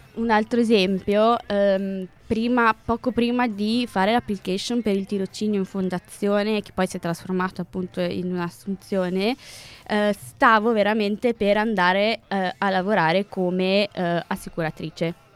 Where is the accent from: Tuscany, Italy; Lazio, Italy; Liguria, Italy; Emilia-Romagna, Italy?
Emilia-Romagna, Italy; Piacenza; also born or lived in Lombardy; Io non sono di Milano, io abito vicino a Piacenza, ho fatto il liceo a Piacenza